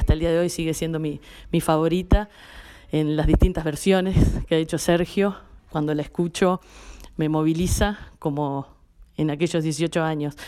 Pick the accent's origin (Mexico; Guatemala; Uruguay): Uruguay; yo soy de Uruguay. Soy de un pueblo muy chiquito de 3.000 habitantes que se llama Iguá